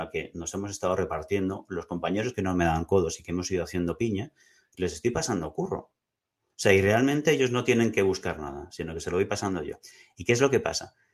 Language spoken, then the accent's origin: Spanish; Tarragona, Catalonia, Spain; Como yo soy de Tarragona, me gusta mucho Escipión, pues yo me he leído todos sus libros.